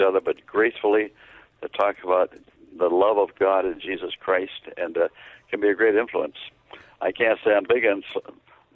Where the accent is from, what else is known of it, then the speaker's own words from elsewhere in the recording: Canada; Where I grew up in Canada